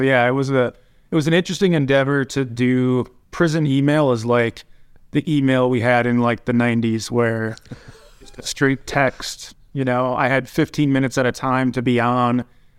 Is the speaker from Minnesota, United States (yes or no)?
yes; Minnesota, United States; So I grew up in a small town, like 3,000 people, South Central Minnesota.